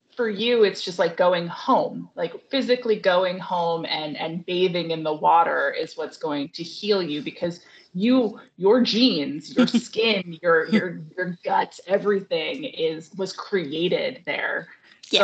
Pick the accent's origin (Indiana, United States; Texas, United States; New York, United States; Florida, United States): New York, United States; moved away; I grew up on the Appalachian Trail, but in New York State